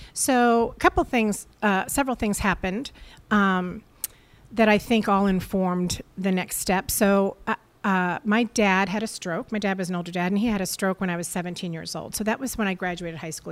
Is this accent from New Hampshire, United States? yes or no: yes; Portsmouth, New Hampshire, United States; now in Scarborough, United States; I was raised in Portsmouth